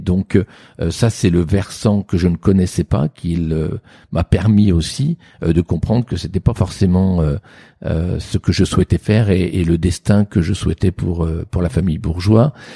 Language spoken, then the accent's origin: French; Sancerre, Centre-Val de Loire, France; j'ai fini par être baptisé … Sancerre